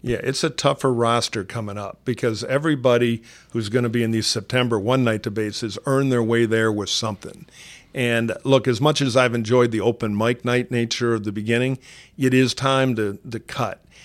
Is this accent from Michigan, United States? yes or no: yes; Detroit, Michigan, United States; my hometown of Detroit